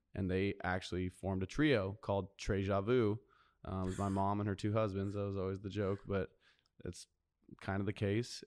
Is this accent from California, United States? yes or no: yes; Carlsbad, California, United States; also born or lived in Nashville, Tennessee / New Jersey; I grew up in Carlsbad. I was actually born in Nashville, Tennessee, and lived for a short time in New Jersey